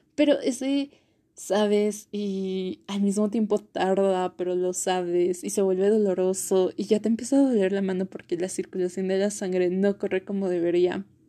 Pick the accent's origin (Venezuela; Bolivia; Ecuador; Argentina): Bolivia; also born or lived in La Paz; yo soy de Bolivia, vivo específicamente en La Paz